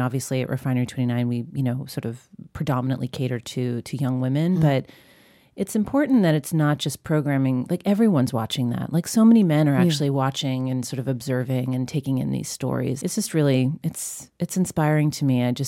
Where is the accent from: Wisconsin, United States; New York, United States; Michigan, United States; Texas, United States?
New York, United States; Long Island; I grew up on Long Island.